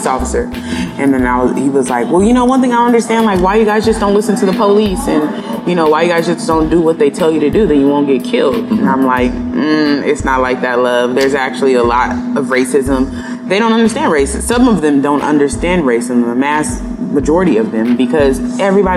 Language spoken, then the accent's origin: English; San Diego, California, United States; growing up in San Diego, there's a lot of East Africans here